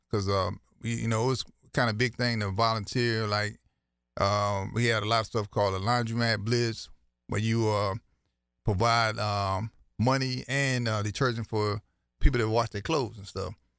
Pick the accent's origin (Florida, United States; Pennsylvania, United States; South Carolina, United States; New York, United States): South Carolina, United States; Trio; from a little community called Trio, South Carolina, in Williamsburg County.